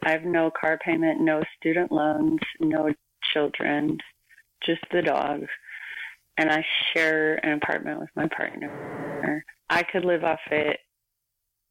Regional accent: United States; moved away as an adult; now in Vancouver, Canada; an American living in Canada

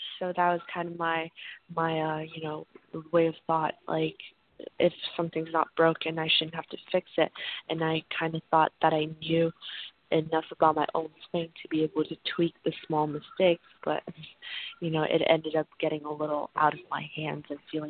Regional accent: Canada; also born or lived in San Diego; I grew up partially in Canada, but I went to high school in San Diego, California.

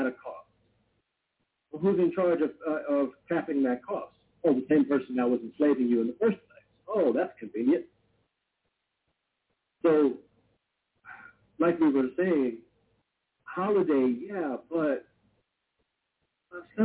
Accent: California, United States; I live in California. It's my home state

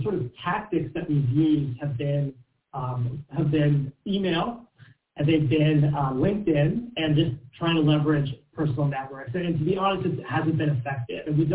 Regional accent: Washington, District of Columbia, United States; I'm from Washington, D.C.

